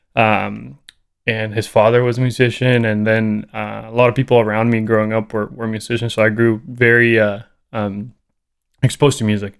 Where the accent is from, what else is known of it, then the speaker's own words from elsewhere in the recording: Costa Rica; English is a second language; moved away as an adult; now in United States; growing up in Costa Rica, you get super exposed, exposed to reggae